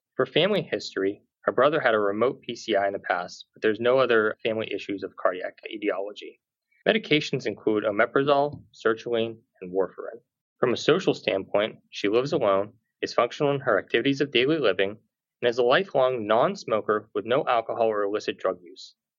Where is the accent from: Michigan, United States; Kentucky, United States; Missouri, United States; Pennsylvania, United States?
Pennsylvania, United States; Pittsburgh; I'm a native Pittsburgher